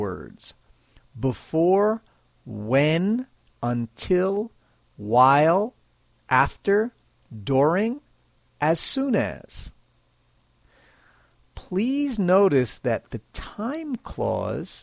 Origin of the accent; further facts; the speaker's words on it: United States; now in Japan; I'm American, and I live in Japan.